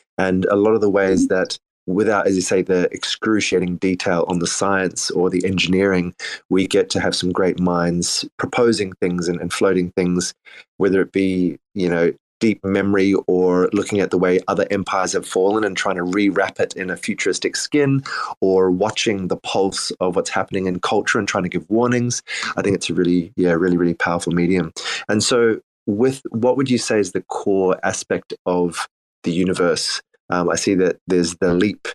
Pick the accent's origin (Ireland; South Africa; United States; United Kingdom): South Africa; I grew up in South Africa